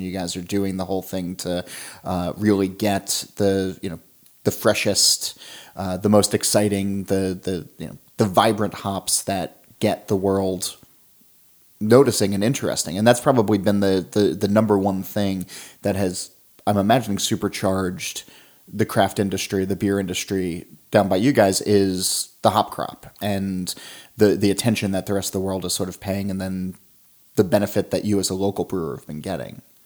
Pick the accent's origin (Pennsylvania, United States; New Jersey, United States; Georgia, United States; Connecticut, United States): New Jersey, United States; South Orange; We're in South Orange, which is my hometown